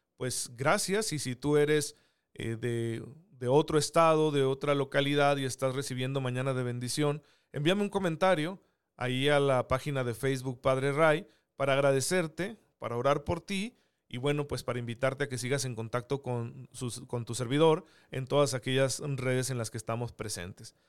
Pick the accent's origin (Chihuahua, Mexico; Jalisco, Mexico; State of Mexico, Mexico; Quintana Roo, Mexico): Chihuahua, Mexico; Saucillo; now in Chihuahua, Mexico; Yo soy originario de Saucillo